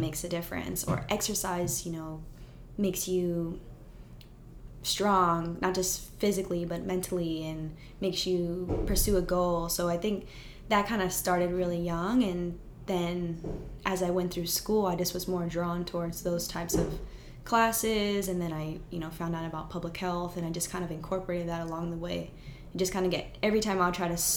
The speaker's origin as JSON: {"language": "English", "region": "California", "country": "United States", "tie": "born or raised there", "moved": "as an adult", "lives_now": "Texas, United States", "said": "growing up in California"}